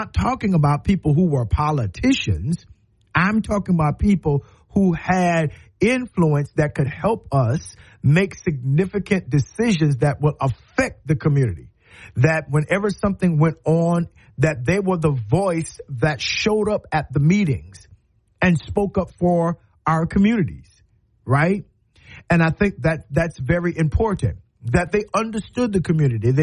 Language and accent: English; Moncks Corner, South Carolina, United States; also born or lived in Cross, South Carolina; now in Tuscaloosa, United States; When I grew up in Monk's Corner